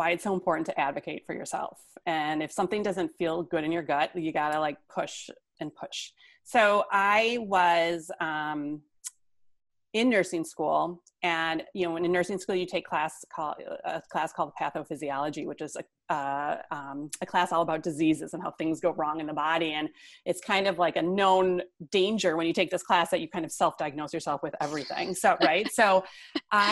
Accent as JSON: {"language": "English", "town": "Whitefish Bay", "region": "Wisconsin", "country": "United States", "tie": "born or raised there", "said": "I am calling from Whitefish Bay, Wisconsin, which is a suburb of Milwaukee. So right on the shore of Lake Michigan. This is where I was raised"}